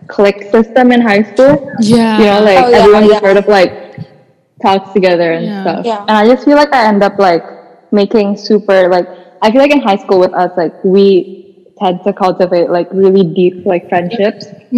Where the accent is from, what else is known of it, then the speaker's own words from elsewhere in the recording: Indore, Madhya Pradesh, India; moved away; growing up in Indoor